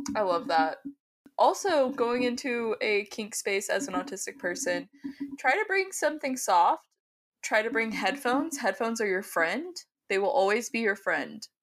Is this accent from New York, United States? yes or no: no; Oklahoma, United States; I'm from Oklahoma